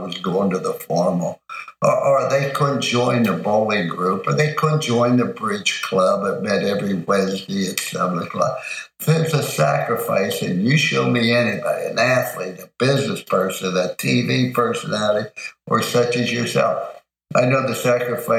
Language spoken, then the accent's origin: English; East Liverpool, Ohio, United States; also born or lived in Follansbee, West Virginia; we're raised in East Liverpool, Ohio. I was born in Fallsview, West Virginia. Those are my two hometown